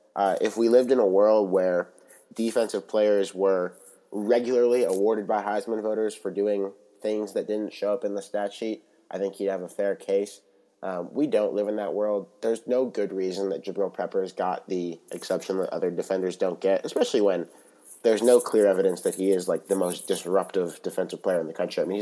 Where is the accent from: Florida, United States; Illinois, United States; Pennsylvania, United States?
Pennsylvania, United States; Pittsburgh; I am from Pittsburgh. I work remotely out of Pittsburgh